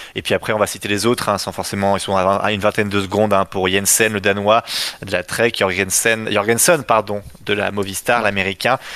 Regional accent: France; je suis français

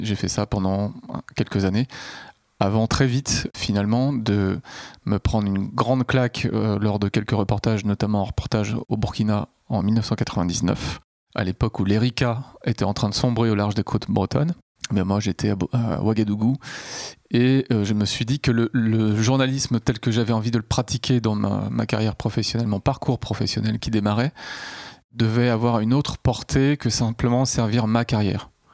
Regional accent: Nantes, Pays de la Loire, France; also born or lived in Rennes / Paris; je suis né à Nantes et j'y ai vécu un certain temps

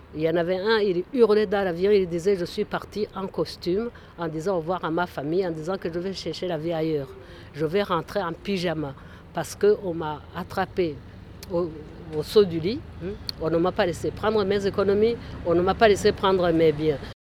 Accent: Rwanda; now in France; Je suis originaire du Rwanda

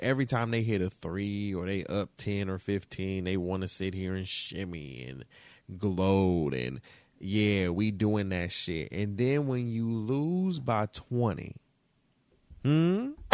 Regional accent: Detroit, Michigan, United States; And I'm from Michigan. I'm from Detroit

